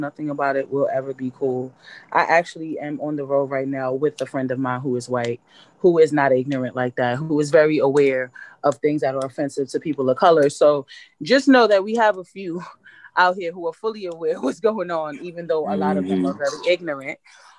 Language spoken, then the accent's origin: English; New York, United States; My swag is way different. I'm from New York.